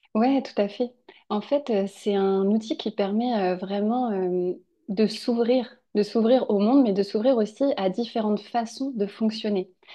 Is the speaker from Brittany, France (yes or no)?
no; Angers, Pays de la Loire, France; on est originaire d'Angers